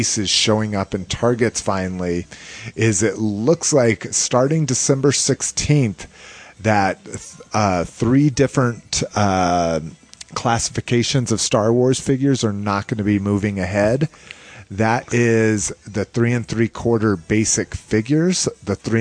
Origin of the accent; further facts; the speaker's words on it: Albuquerque, New Mexico, United States; in my hometown of Albuquerque, New Mexico